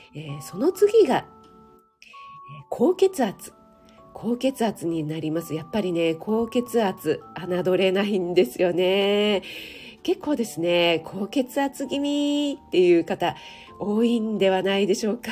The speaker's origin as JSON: {"language": "Japanese", "region": "Kanagawa", "country": "Japan", "tie": "born or raised there", "said": "出身地、一応神奈川県のちょっと、ちょっと田舎、でも都会だったんですね"}